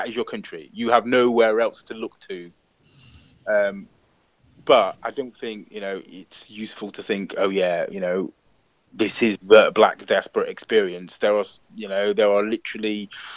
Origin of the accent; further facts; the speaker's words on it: United Kingdom; now in London, United Kingdom; we're British and we're born here